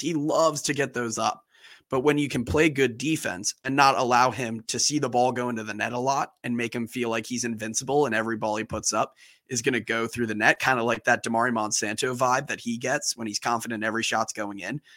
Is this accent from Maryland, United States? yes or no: yes; Baltimore, Maryland, United States; my hometown, Baltimore, Maryland